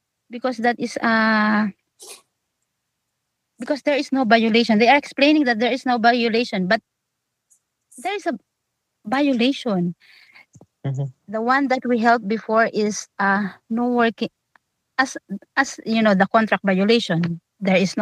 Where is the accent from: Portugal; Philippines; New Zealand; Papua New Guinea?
Philippines; moved away as an adult